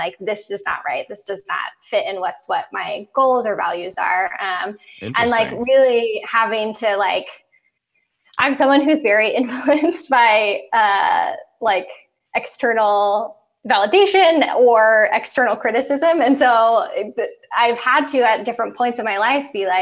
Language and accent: English; outside of Baltimore, Maryland, United States; moved away as an adult; also born or lived in New York; now in Los Angeles, United States; I grew up mostly outside of Baltimore, Maryland